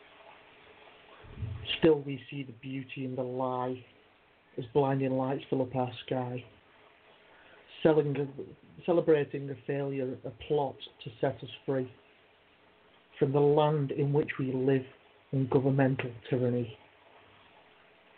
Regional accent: England, United Kingdom; now in Wales, United Kingdom; I'm in Wales now, yeah, but I'm originally from England.

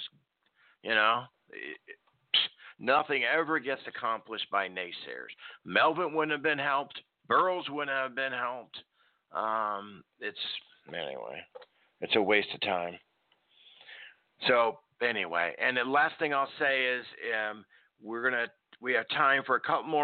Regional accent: Nebraska, United States; moved away; also born or lived in Chicago, Illinois; I lived up in the north. I grew up in Nebraska, raised, born in Chicago.

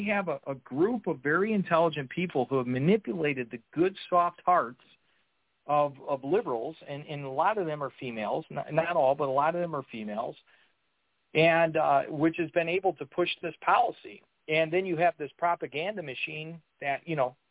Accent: Chicago, Illinois, United States; I'm from Chicago

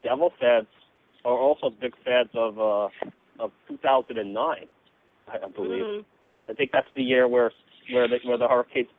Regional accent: New York City, New York, United States; And I'm from Staten Island, or Satan's Isle, as I call it, because it's just terrible out here.

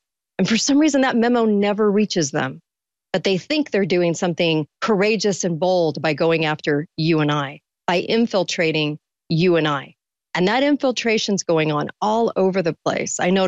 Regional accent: California, United States; now in Utah, United States; I didn't grow up here. I grew up in California, but I moved to Utah

